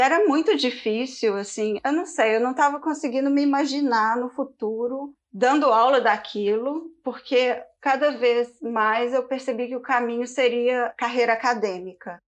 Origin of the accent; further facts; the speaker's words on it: Belo Horizonte, Minas Gerais, Brazil; moved away as an adult; also born or lived in Campinas / São Paulo; now in London, United Kingdom; eu sou de Belo Horizonte, mas eu morei 10 anos da minha vida no estado de São Paulo